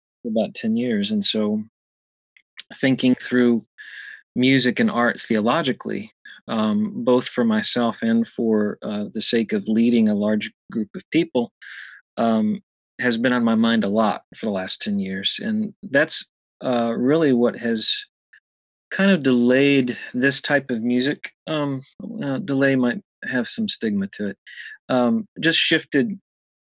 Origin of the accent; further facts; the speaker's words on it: Louisville, Kentucky, United States; I'm from Louisville, Kentucky